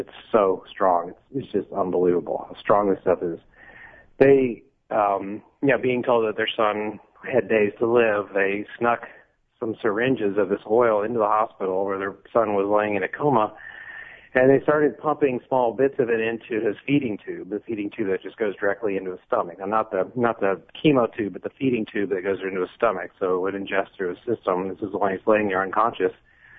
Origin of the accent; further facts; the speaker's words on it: Texas, United States; now in Los Angeles, United States; You know, I'm from Texas, and it's the closest thing to Texas I've ever been to. It's like Texas of the North.